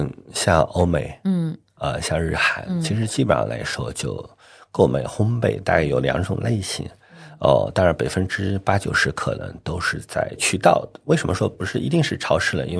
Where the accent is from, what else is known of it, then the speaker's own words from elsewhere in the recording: Northwest China, China; 我们西北人一定要加醋的，